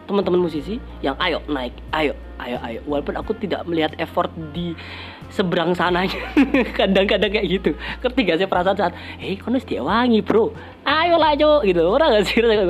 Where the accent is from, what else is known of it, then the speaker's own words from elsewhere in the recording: Surabaya, East Java, Indonesia; bangga lah kalau kita sebagai orang Surabaya bisa membawa nama Surabaya dengan karya kita